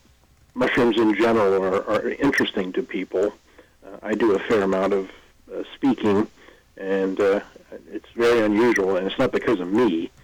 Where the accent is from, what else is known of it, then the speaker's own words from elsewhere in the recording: Salem, Ohio, United States; also born or lived in East Palestine, Ohio; I was raised in Salem, Ohio, which is in northeast Ohio.